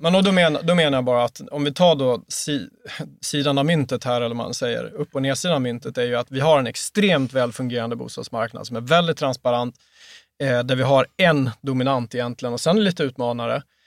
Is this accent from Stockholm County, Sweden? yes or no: no; Mora, Dalarna County, Sweden; moved away as an adult; now in Skåne, Sweden; Min pappa hade drivit en, eh, en franchise i, i Mora, där vi kommer ifrån, både jag och, jag och han